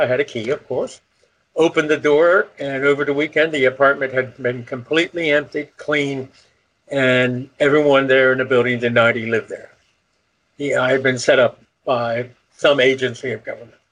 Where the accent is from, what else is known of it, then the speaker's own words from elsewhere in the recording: Elmer, New Jersey, United States; I was from Elmer, New Jersey